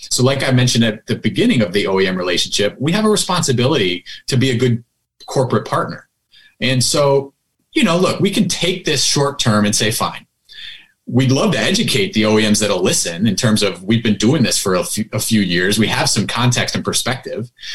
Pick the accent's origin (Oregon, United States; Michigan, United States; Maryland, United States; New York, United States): New York, United States; Buffalo; also born or lived in Southern California / San Francisco / Las Vegas; so I moved back to my hometown, Buffalo, New York.